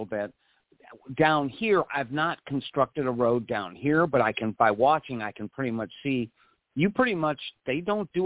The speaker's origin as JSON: {"language": "English", "region": "Missouri", "country": "United States", "moved": "yes", "lives_now": "Milton, United States", "said": "I'm from Missouri."}